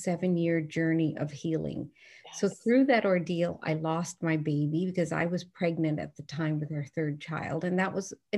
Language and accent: English; Newfoundland and Labrador, Canada; I grew up in Newfoundland, and I just love the way that I was brought up